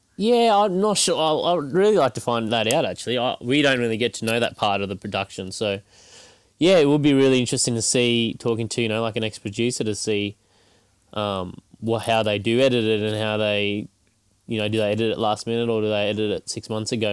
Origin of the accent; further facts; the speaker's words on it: Cairns, Queensland, Australia; also born or lived in Brisbane; Cairns, my hometown